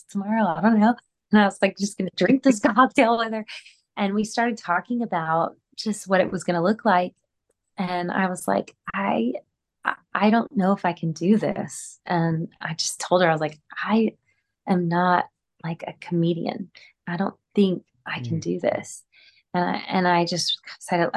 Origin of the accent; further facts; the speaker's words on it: Gulf Coast of Texas, United States; moved away; I'm from the Gulf Coast of Texas